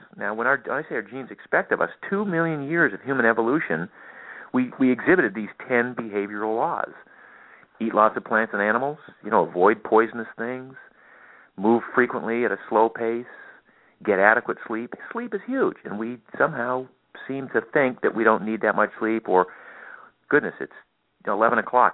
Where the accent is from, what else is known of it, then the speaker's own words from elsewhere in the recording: Maine, United States; I grew up in Maine, of all places